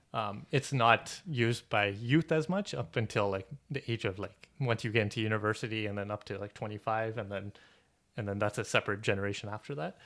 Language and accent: English; Toronto, Ontario, Canada; We're from Toronto.